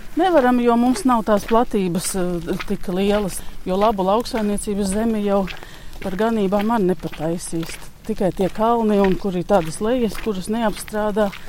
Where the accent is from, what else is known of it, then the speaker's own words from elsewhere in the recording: Sniķere, Auce Municipality, Latvia; now in Īle, Latvia; es esmu dzimusi Sniķerē, ir tāda vieta